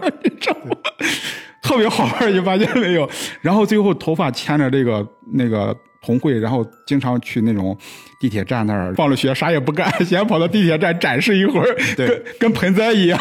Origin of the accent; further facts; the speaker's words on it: China; 我们其实中国人的鬼怪故事啊，